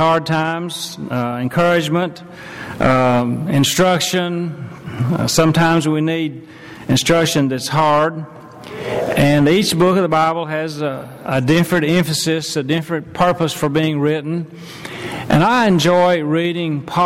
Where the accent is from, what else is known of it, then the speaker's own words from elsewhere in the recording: Hardin County, Tennessee, United States; moved away; I grew up in Hardin County